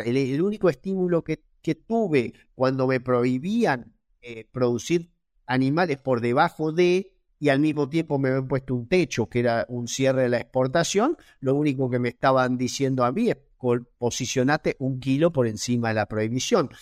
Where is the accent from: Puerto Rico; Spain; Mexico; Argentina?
Argentina